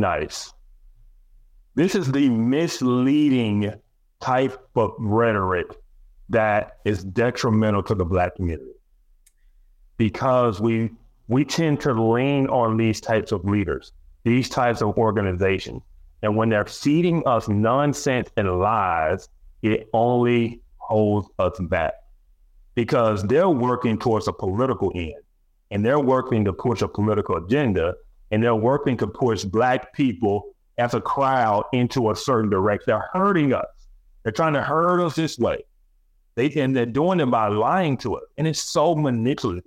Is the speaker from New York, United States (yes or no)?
no; Alabama, United States; I'm from Alabama, we had Alabama state history.